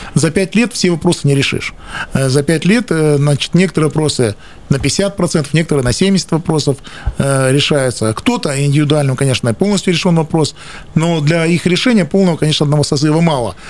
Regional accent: Krasnoyarsk, Krasnoyarsk Krai, Russia; Я сибиряк, я коренной красноярец

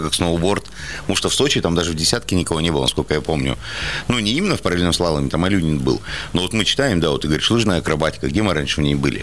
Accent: Shushenskoye, Krasnoyarsk Krai, Russia; now in Krasnoyarsk, Russia; я сам не из Красноярска, а из Шушинска, вот, то есть это поселок

